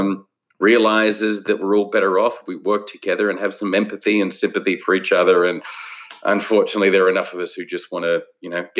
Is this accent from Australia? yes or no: yes; Adelaide Hills, South Australia, Australia; I grew up in the Adelaide Hills of Australia